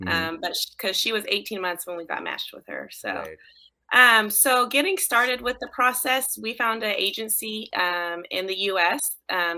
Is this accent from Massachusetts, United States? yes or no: no; Texas, United States; So we grew up in Texas